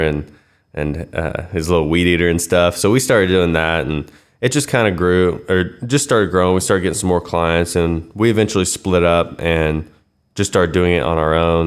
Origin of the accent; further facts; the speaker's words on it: Wichita, Kansas, United States; Born and raised in West Wichita